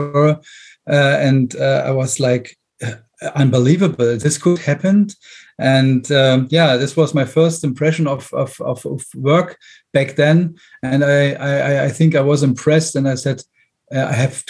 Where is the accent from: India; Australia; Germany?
Germany; Brandenburg; English is a second language; moved away as an adult; also born or lived in Berlin; I left my hometown. I'm originally from Brandenburg, and then went to Berlin, the big town.